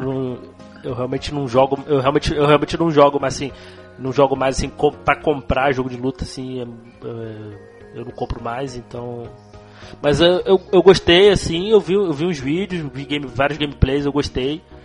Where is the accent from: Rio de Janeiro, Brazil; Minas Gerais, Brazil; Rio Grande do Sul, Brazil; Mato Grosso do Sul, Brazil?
Rio de Janeiro, Brazil; accent: carioquês; minha, minha voz aí, meu sotaque, meu carioquês